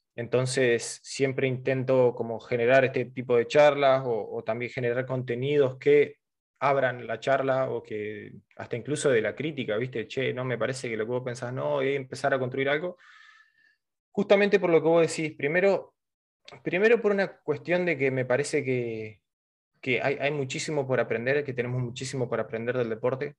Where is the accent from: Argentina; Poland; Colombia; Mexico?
Argentina